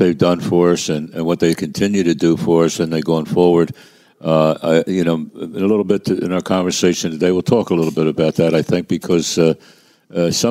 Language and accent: English; Philadelphia, Pennsylvania, United States; I come from Kensington